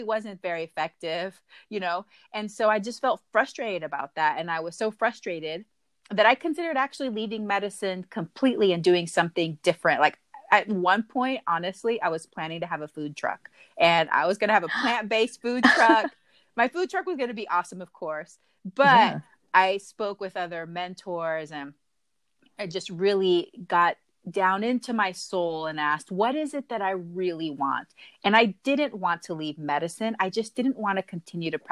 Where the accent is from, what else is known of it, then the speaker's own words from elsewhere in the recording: Huntsville, Texas, United States; So I grew up both in Texas, a small town called Huntsville, which is about 45 minutes north of Houston, Texas. But I would spend every summer in Panama.